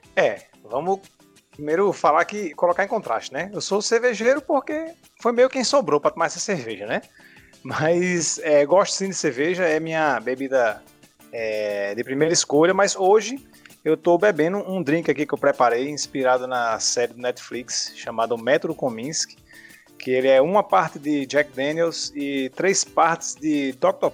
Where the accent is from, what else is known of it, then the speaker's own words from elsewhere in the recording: Natal, Rio Grande do Norte, Brazil; eu sou nascido e criado é, aqui em Natal mesmo, né? É, família toda daqui